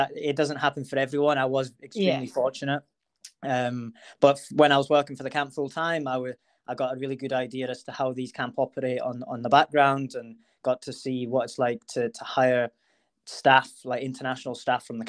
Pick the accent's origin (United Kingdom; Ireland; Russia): United Kingdom; Edinburgh, Scotland; I'm from Edinburgh, in Scotland